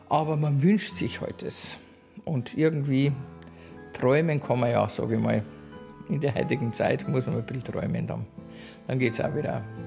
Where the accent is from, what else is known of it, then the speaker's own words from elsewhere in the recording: Aichach, Bavaria, Germany; ich bin ja eigentlich aus Eichach, also geborene Eicherin